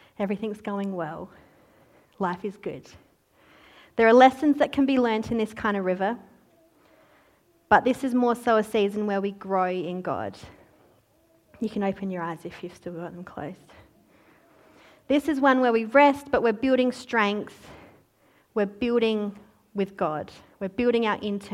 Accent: Australia; oh, Australia

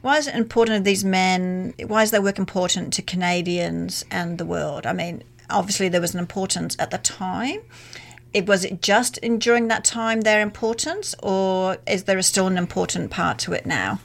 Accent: Australia; as an Australian

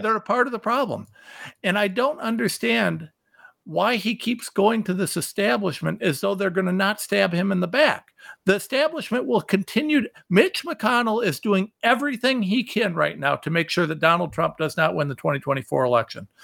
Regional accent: Ohio, United States; I am a nobody from Ohio

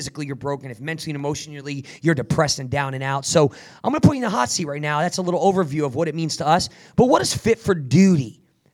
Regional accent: New Jersey, United States; I grew up in Jersey, man, a very rough area

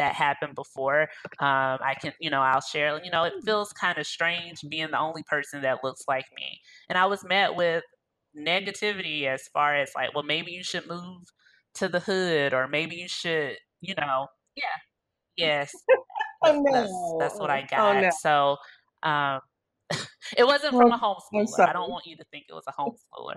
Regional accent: Arkansas, United States; moved away as an adult; also born or lived in Illinois; I grew up in Arkansas, which is a southern state.

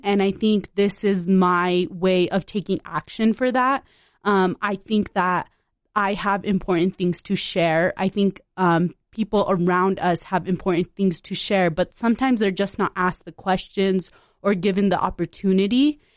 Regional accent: West Valley City, Utah, United States; also born or lived in Punjab, India; I grew up in West Valley City, Utah

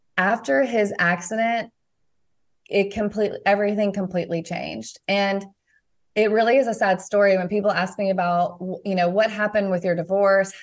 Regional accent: Nashville, Tennessee, United States; moved away as an adult; I'm from Na-, the Nashville area and was excited to be close to family

